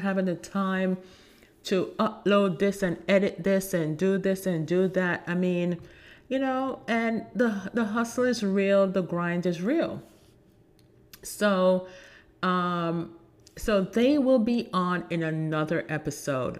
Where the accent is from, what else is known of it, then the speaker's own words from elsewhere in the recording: Jamaica; I'm Jamaican